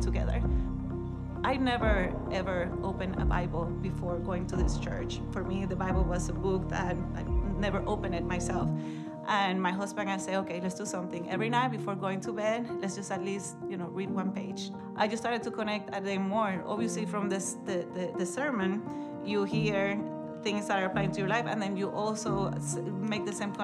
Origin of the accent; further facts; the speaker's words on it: Puerto Rico; moved away as an adult; now in Hendricks County, United States; I am from Puerto Rico. In Puerto Rico, you're born and raised pretty much in the Catholic Church